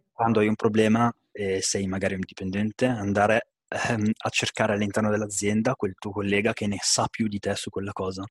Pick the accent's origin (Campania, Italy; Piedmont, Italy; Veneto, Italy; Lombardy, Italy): Lombardy, Italy; Bergamo; sono di Bergamo